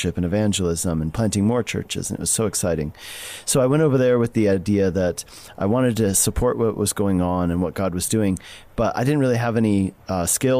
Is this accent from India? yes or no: no; Colorado, United States; I grew up in Colorado